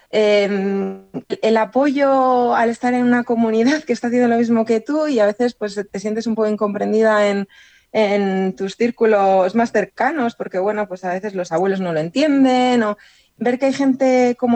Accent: England, United Kingdom; Spanish is a second language; O sea, ellos saben que yo soy inglés y su padre español.

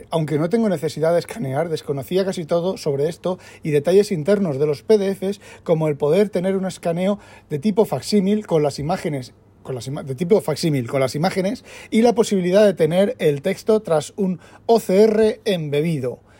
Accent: Spain; En, España estaría en el mismo gueto, siendo español. Lo que aquí, por ejemplo, no sé, en España por la renta me preocupaba yo de mirar, de estar un poco al día.

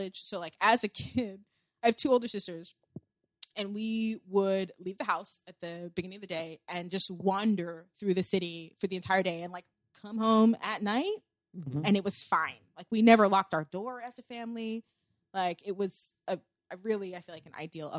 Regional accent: Columbia, Maryland, United States; moved away as an adult; also born or lived in Barcelona / New York; I am from Columbia, Maryland, which is a special place, and I had a very fortunate upbringing.

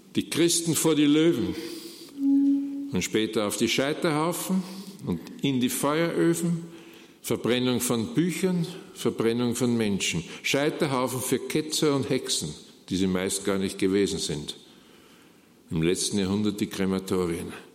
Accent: Austria; wie das bei uns in Österreich heißt

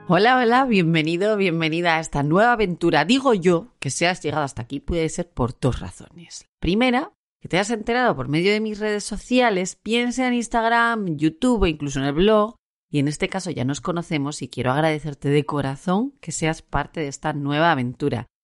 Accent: Asturias, Spain; also born or lived in Puerto de Vega / Gijón; Yo soy una asturiana, residente en Gijón.

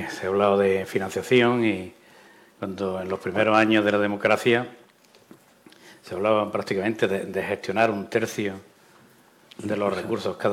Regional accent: Baza, Andalusia, Spain; en Baza, en mi tierra

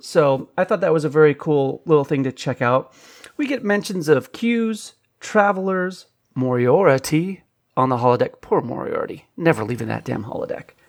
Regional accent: California, United States; I'm from California

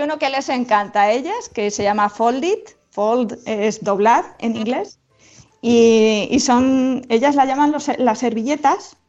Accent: Moratilla de los Meleros, Castilla-La Mancha, Spain; estaba en mi pueblo

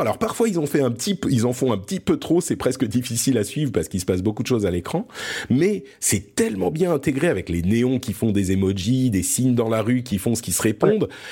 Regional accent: France; also born or lived in Lebanon; je suis né au Liban. Euh, et du coup, on a immigré en France quand j'étais tout petit

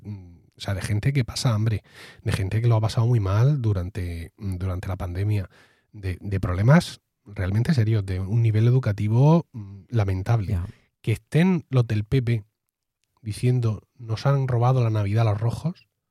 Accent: Region of Murcia, Spain; somos así los murcianos

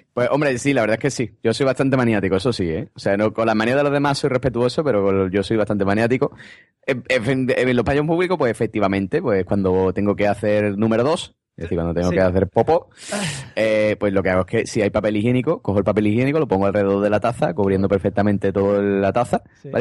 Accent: Andalusia, Spain; cómo somos los andaluces

